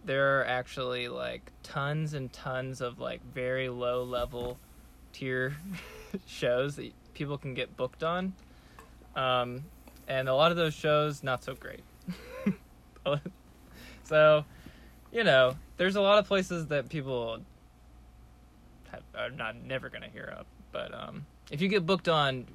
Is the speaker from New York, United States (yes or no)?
no; Georgetown, South Carolina, United States; now in Los Angeles, United States; I'm from Georgetown, South Carolina